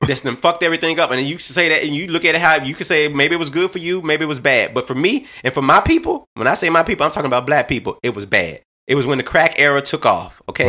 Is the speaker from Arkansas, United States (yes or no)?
yes; Little Rock, Arkansas, United States; I'm from Little Rock, Arkansas